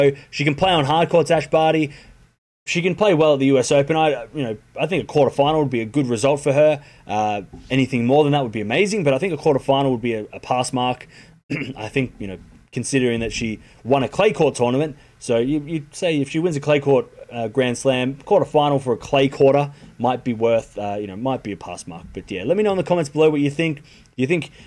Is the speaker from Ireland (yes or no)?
no; Australia; as an Australian